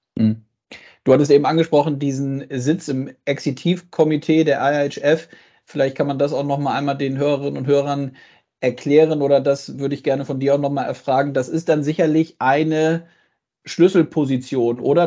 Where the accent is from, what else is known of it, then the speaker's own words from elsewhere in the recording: Germany; bei uns in Deutschland